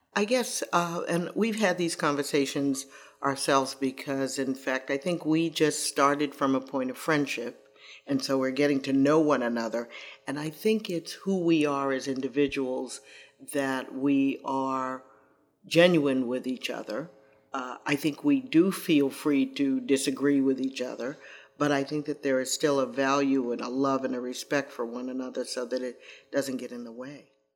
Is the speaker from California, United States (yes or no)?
no; Boston, Massachusetts, United States; I grew up in Roxbury